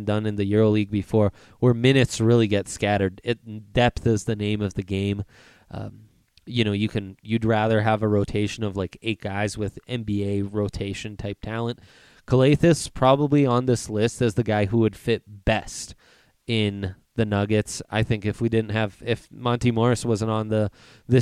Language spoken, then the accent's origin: English; Italy; moved away; I was raised in Italy and am fluent in Italian